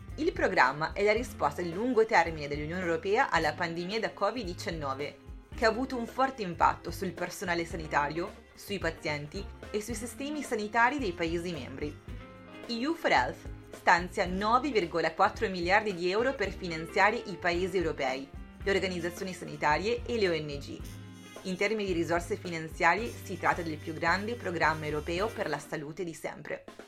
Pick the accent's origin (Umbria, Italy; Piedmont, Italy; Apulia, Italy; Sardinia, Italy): Sardinia, Italy; now in Brussels, Belgium; vengo dalla Sardegna ma vi parlo da Bruxelles, dove ormai vivo